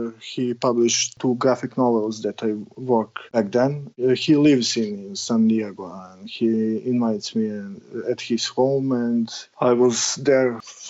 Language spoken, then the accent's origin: English; Serbia; English is a second language; Yeah, I'm born in 80s, and right before I need get start to the first grade in elementary, the war in Yugoslavia started.